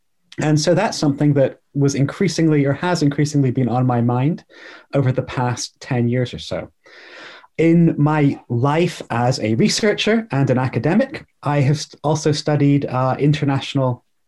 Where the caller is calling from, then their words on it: Bath, South West England, United Kingdom; I'm joining from a town called Bath in England. It's a smallish town, well known as the filming location for the recent Netflix film Bridgerton, or sorry, series Bridgerton. So if anybody's watched that, you've seen Bath. It's a Georgian city